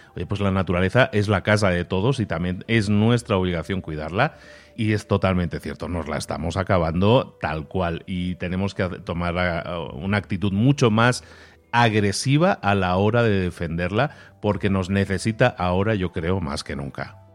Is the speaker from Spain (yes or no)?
yes; Barcelona, Catalonia, Spain; moved away; yo que soy de Barcelona originalmente